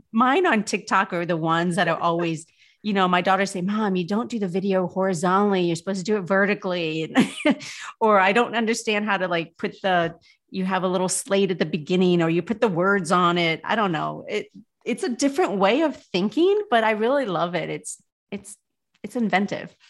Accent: South Bend, Indiana, United States; moved away as an adult; also born or lived in Louisville, Kentucky / New York City; I was born in Indiana, born in South Bend, lived here most of my life

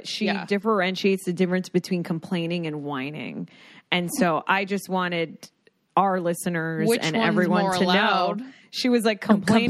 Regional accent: Florida, United States; I'm from Florida, but I love Florida style.

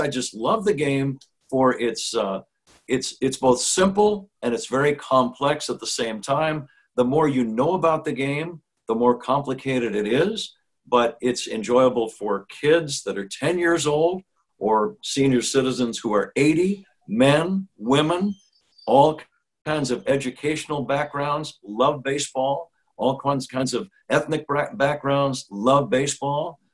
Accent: San Jose, California, United States; also born or lived in Milwaukee; now in Chicago, United States; I was a kid from San Jose, California

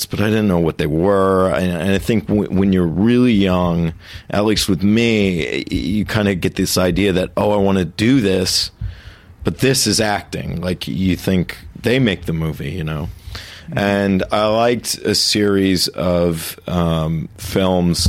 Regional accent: Jersey Village, Texas, United States; moved away as an adult; also born or lived in New York; I grew up in a little town outside of Houston called Jersey Village

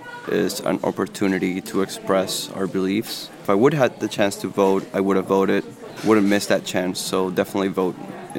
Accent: Venezuela; now in United States; I was born in Venezuela. For that reason, I can't vote, not a U.S. citizen.

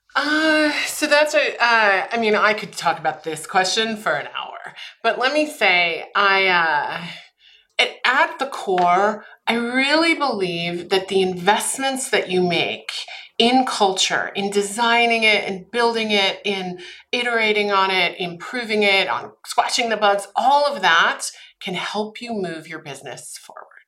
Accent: Austria; moved away; I'm originally from Austria. My mom's actually from Germany. My father's from Austria

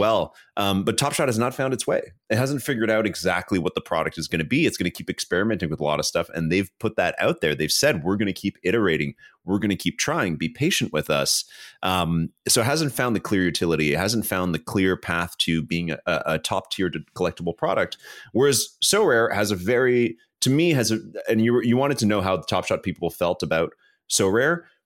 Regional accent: Canada; I'm Canadian

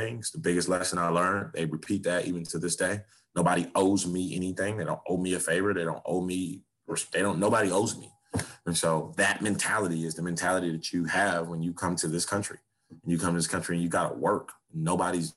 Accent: Miami, Florida, United States; I grew up in Liberty City

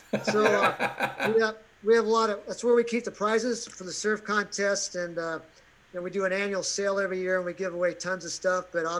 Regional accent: Nebraska, United States; moved away as an adult; now in Maui, United States; I grew up in Nebraska.

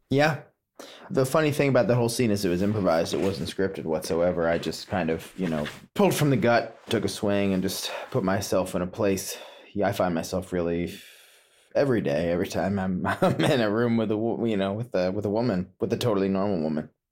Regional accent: Potomac, Maryland, United States; moved away; also born or lived in Woodstock, New York / California; growing up in Potomac, Maryland

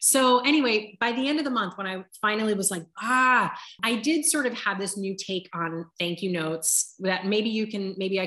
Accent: Southern California, United States; moved away; my hometown in Southern California

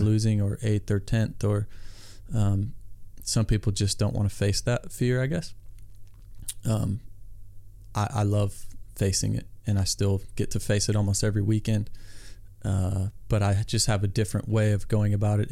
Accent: Iowa, United States; I grew up in Iowa

